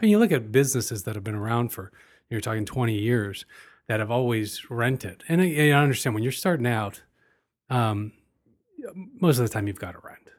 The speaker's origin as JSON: {"language": "English", "country": "United States", "said": "as an American"}